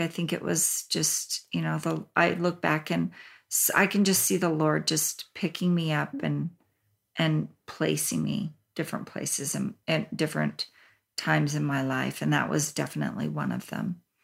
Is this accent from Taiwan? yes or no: no; Japan; I was born in Japan along with my brother